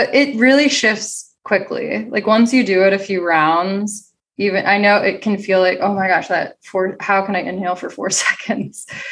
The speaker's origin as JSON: {"language": "English", "town": "Cincinnati", "region": "Ohio", "country": "United States", "moved": "yes", "lives_now": "Los Angeles, United States", "said": "I'm from Cincinnati"}